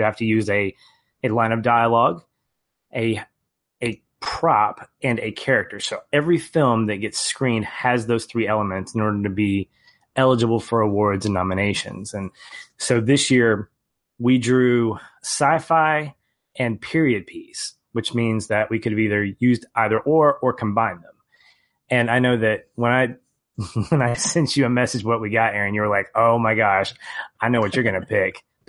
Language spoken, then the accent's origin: English; Little Rock, Arkansas, United States; I mean, I'm from Little Rock, Arkansas, so it's, yeah, whatever.